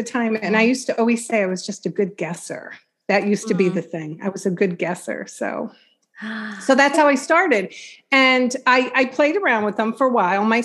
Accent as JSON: {"language": "English", "area": "Long Island", "region": "New York", "country": "United States", "said": "I'm from Long Island"}